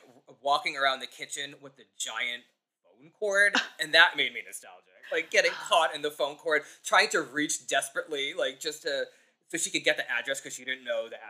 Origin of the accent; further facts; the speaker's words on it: Long Island, New York, United States; I'm from Long Island.